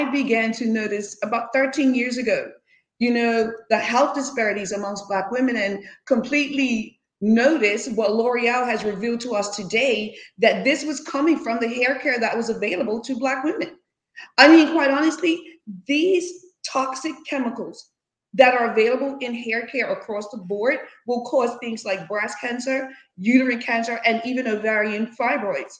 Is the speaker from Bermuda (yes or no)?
yes; Bermuda; moved away as an adult; now in United States